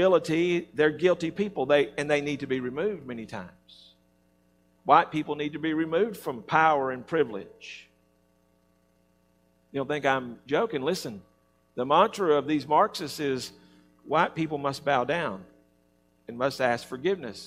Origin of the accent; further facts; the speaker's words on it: Alabama, United States; I'm from Alabama